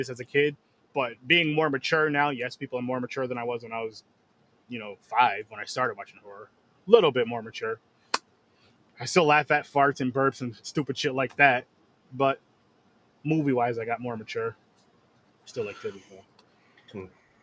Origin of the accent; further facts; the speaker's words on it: Schenectady, New York, United States; Schenectady, New York. Yes, my hometown